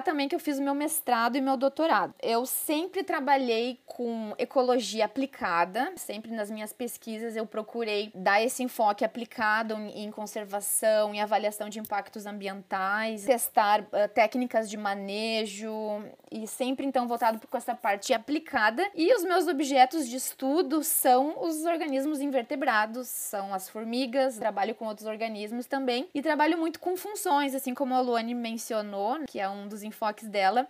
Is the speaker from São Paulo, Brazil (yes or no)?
no; Porto Alegre, Rio Grande do Sul, Brazil; accent: gaúcho; Como vocês vão ver pelo meu sotaque, eu sou gaúcha, sou de Porto Alegre